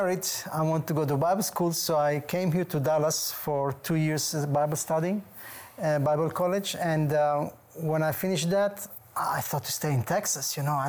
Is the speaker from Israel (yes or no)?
yes; Tel Aviv, Tel Aviv District, Israel; I was born and raised in Israel, and my parents came to Israel in 1948 from Bulgaria. So I was raised in a Jewish home